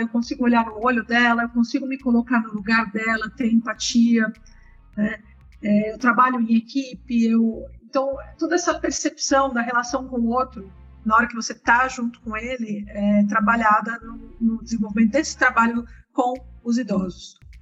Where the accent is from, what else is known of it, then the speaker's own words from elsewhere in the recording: São Paulo, Brazil; sou nascida em São Paulo, né, atualmente estou morando no interior de São Paulo